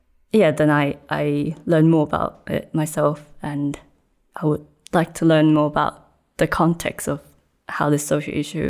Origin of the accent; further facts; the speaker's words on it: Hong Kong; moved away as an adult; also born or lived in Cornwall, United Kingdom; now in United Kingdom; I grew up in Hong Kong